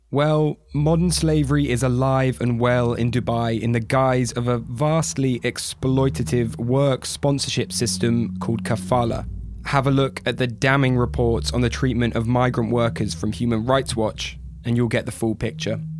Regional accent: United Kingdom; As a Brit

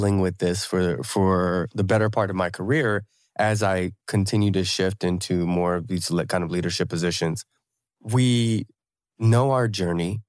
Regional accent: United States; growing up in America

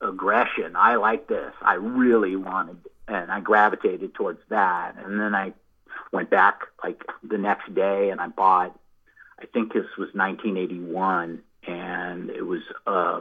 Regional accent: Bay Area, California, United States; When I was growing up in the Bay Area

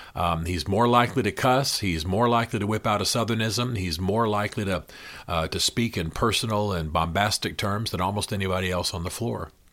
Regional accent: Tennessee, United States; also born or lived in Washington, D.C. / Nashville; I am from Tennessee, as you know. I lived in Tennessee for many years, and now I split my time between D C and Nashville

